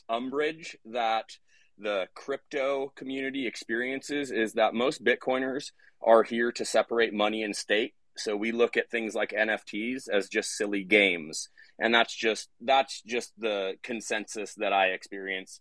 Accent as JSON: {"language": "English", "country": "United States", "said": "I'm an American."}